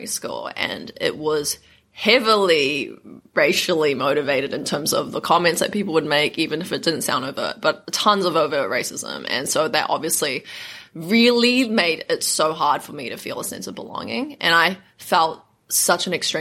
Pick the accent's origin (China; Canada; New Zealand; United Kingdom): New Zealand; Auckland; moved away as an adult; also born or lived in Sydney, Australia; now in United States; I was born and raised in Auckland, New Zealand